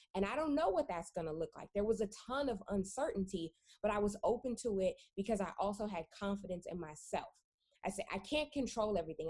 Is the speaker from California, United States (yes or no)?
yes; California, United States; my personal background is that I am from California um, born and born and raised